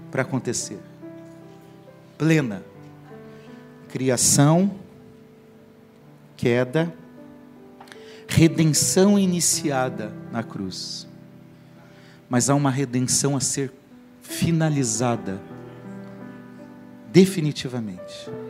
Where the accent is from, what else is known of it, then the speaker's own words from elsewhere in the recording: Paraná, Brazil; moved away; lá no Paraná, onde eu cresci